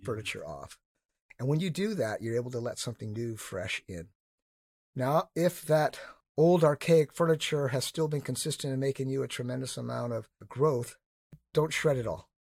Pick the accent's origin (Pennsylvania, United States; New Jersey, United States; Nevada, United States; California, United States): California, United States; Northern; moved away; I grew up in Northern California